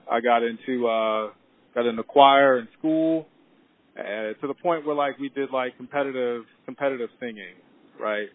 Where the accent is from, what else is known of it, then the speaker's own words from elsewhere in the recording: East Coast, United States; growing up on the East Coast